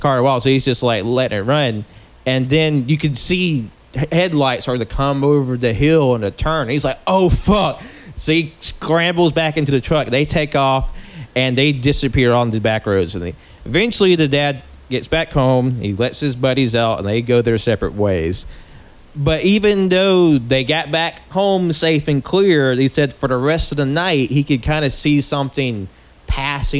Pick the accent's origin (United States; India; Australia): United States; the South; from my experience growing up in the South